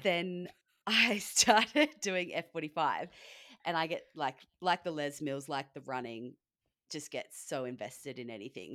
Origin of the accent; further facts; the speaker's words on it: Australia; now in California, United States; being Australian in America is great